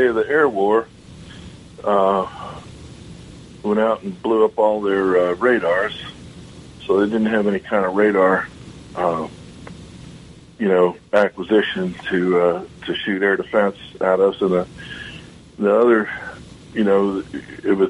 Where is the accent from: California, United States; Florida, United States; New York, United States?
New York, United States; Long Island; I grew up on Long Island